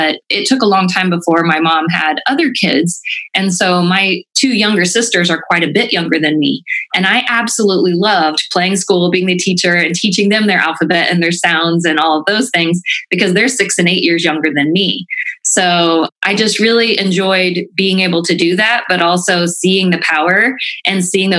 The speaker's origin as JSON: {"language": "English", "town": "Rensselaer", "region": "Indiana", "country": "United States", "tie": "born or raised there", "also_born_or_lived": "Franklin, Indiana", "said": "I was applying for teaching jobs back in Rensselaer, where I grew up"}